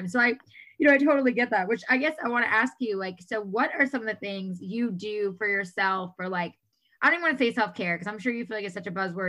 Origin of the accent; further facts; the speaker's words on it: New York, United States; moved away as an adult; I'm originally from New York. We moved out here 10 and a half years ago